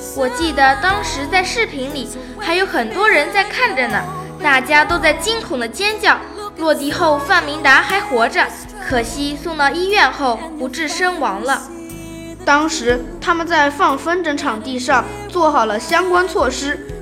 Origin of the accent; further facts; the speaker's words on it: China; 香港人民更是把我们大陆人当成强盗和流氓